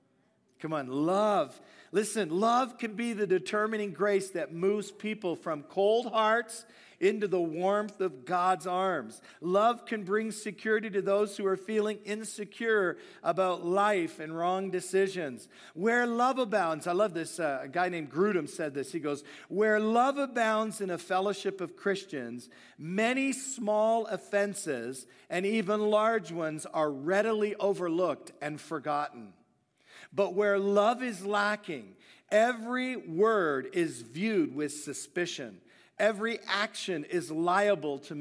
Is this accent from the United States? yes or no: no; Hamilton, Ontario, Canada; I'm a Canadian